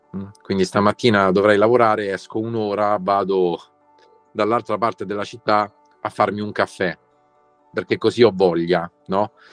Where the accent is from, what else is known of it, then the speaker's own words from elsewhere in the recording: Rome, Lazio, Italy; noi da romani